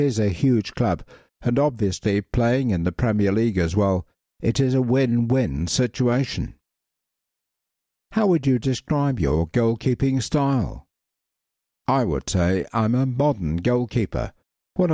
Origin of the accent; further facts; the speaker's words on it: Iceland; because it's not the same growing up in Iceland, where you can play football in good conditions maybe 3 months a year